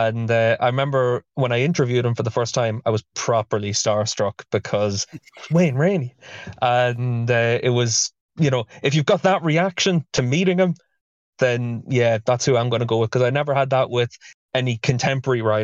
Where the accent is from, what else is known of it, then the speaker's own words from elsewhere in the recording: Dundalk, Leinster, Ireland; I'm from Dundalk, and we had the Dundalk races